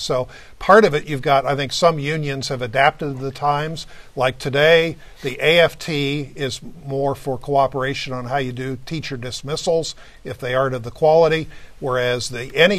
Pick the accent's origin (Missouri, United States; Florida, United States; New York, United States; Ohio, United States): Ohio, United States; Coshocton; he's from my hometown of Coshocton, Ohio